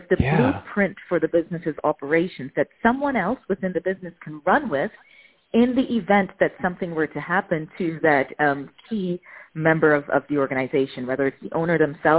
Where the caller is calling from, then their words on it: Amsterdam, North Holland, Netherlands; I am calling from Amsterdam in the Netherlands.